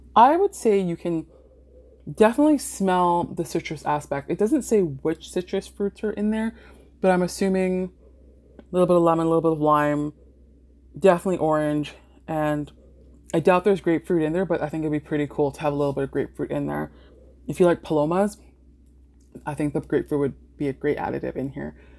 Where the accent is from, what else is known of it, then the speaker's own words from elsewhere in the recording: Mississauga, Ontario, Canada; also born or lived in British Columbia; I grew up in Mississauga